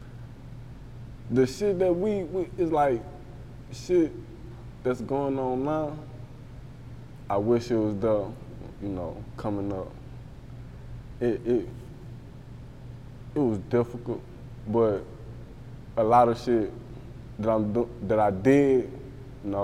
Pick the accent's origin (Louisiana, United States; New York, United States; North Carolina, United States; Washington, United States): Louisiana, United States; Baton Rouge; I'm from Dixie